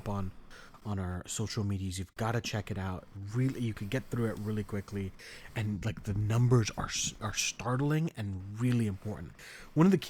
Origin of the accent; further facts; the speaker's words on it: Alexandria, Virginia, United States; I'm from Virginia